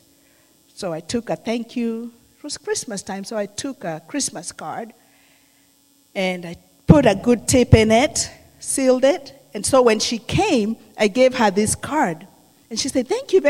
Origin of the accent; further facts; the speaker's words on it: Kenya; moved away; I'm from Kenya.